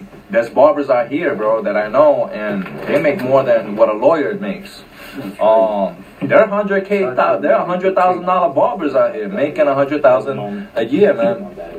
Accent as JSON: {"language": "English", "town": "Bronx", "region": "New York", "country": "United States", "tie": "born or raised there", "also_born_or_lived": "Carolina, Puerto Rico", "said": "Especially growing up in the South Bronx, you see more of it. Between the South Bronx and where I was growing up in Puerto Rico, Carolina, everybody knows Carolina, Monserrate, Orales."}